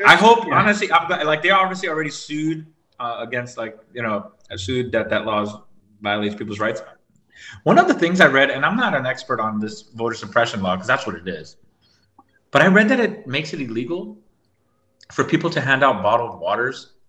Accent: Florida, United States; I'm from Florida.

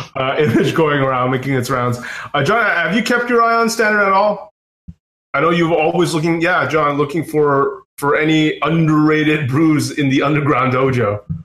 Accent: Canada; us Canadians

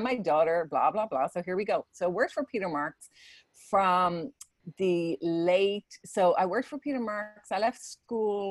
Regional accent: Dublin, Leinster, Ireland; moved away as an adult; now in United States; I'm originally from Ireland. I was born in Dublin.

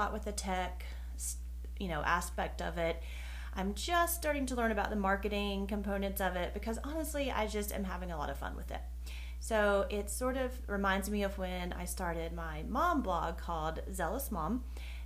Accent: North Carolina, United States; in the South, I'm from North Carolina, and in the South, most people talk very slowly, and I do not

